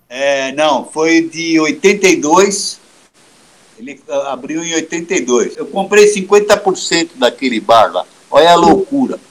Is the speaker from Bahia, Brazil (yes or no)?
no; São Paulo, Brazil; Nasci em São Paulo mesmo, paulistinha mesmo.